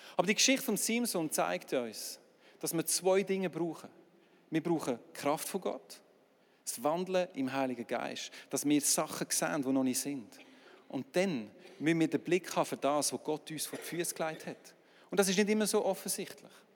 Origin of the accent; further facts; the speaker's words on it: Aargau, Switzerland; als Aargauer